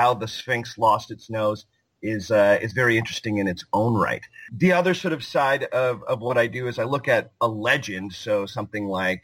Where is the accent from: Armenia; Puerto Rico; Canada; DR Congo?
Canada; just north of Toronto, Ontario; I live in Toronto, Canada, and I grew up just north of the city of Toronto. I am a Canadian